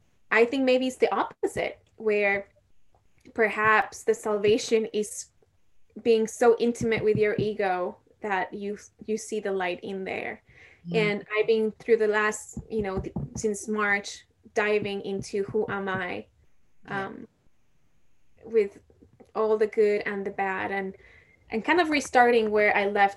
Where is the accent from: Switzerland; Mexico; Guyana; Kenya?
Mexico; I'm not from India, I'm from Mexico.